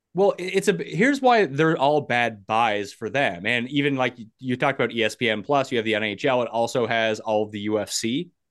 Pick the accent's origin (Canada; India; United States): Canada; being a Canadian